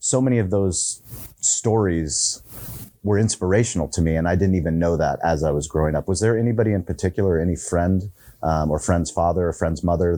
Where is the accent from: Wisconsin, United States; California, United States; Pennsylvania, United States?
California, United States; San Diego; I grew up in La Jolla.